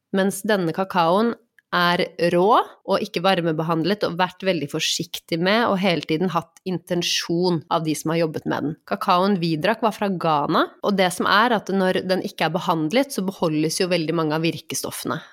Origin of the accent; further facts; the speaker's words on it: Norway; jeg vokste opp i Norge med eh, Vi har gått i kirken på julaften